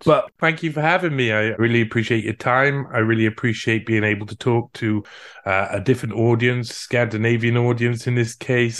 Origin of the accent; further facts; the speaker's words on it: Cardiff, Wales, United Kingdom; first language English; moved away as an adult; also born or lived in France; now in Chile; I, I come from Cardiff. I come from the capital of Wales